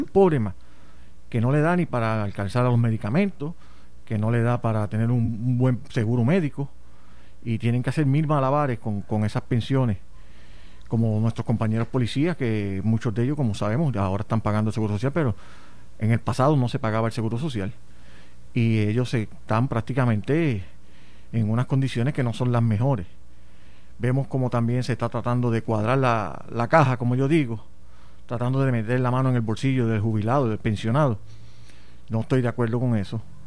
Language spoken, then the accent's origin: Spanish; Puerto Rico; aquí este, en, nuestro territorio, la colonia